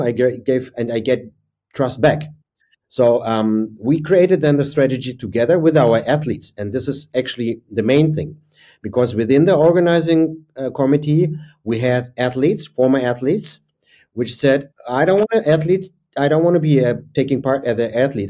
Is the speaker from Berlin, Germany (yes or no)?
yes; Berlin, Germany; my hometown is and was Berlin at that time